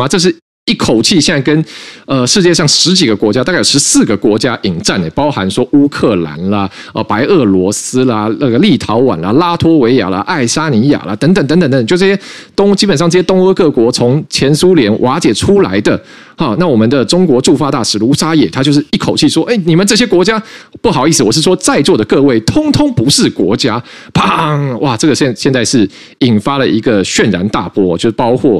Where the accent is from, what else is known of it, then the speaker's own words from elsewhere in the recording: Taiwan; 对我们来说，